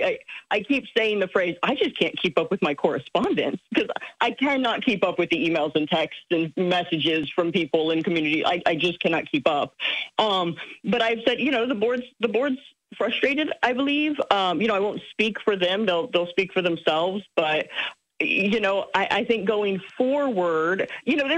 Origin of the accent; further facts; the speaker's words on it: Springfield, Illinois, United States; it's my hometown